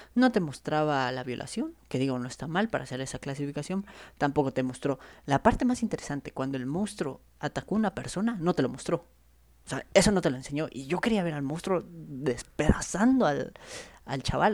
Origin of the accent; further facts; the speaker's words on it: Chiapas, Mexico; yo soy de Chiapas